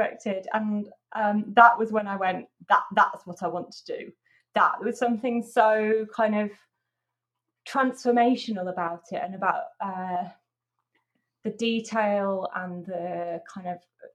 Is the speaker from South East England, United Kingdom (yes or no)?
no; near Huddersfield, Yorkshire and the Humber, United Kingdom; near Huddersfield.